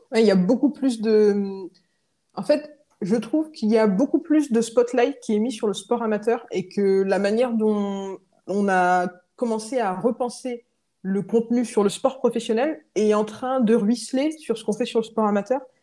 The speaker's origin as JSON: {"language": "French", "town": "Rennes", "region": "Brittany", "country": "France", "tie": "born or raised there", "said": "j'ai grandi à Rennes"}